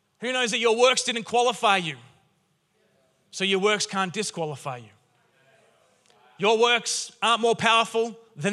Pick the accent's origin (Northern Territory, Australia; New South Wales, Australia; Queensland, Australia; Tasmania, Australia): New South Wales, Australia; Newcastle; moved away as an adult; now in Castle Hill, Australia; I grew up in Newcastle